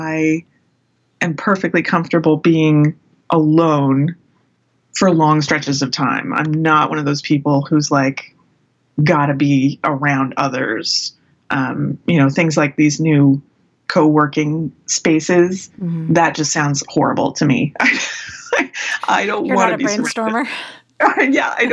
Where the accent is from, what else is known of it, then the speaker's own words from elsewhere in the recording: San Francisco, California, United States; I grew up in San Francisco in the Bay Area